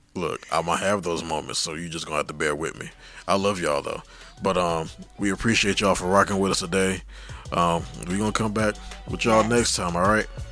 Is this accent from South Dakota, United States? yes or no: no; Miami, Florida, United States; I was born and raised in Miami.